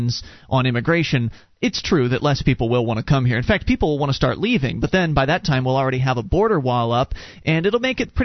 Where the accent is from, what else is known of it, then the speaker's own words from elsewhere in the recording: United States; I'm an American. I was born and raised here